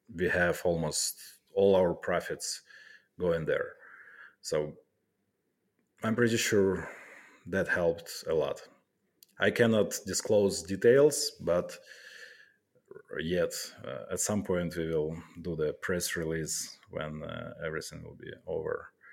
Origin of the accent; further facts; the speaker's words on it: Kharkiv, Kharkiv Oblast, Ukraine; moved away as an adult; now in Poland; I'm from Kharkiv